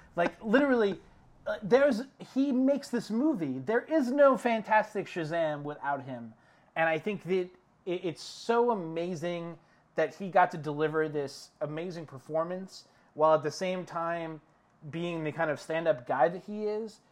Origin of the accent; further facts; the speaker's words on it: New York City, New York, United States; moved away; back in the city that never sleeps, my hometown, Uh, New York City